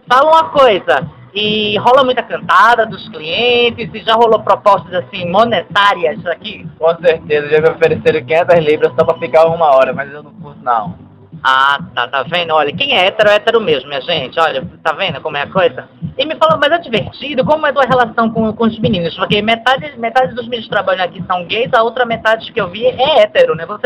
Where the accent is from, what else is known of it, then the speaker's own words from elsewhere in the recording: Rio de Janeiro, Brazil; born there; now in Itamaracá, Brazil; Eu nasci no Rio de Janeiro e fui morar em Pernambuco. Eu moro numa ilha.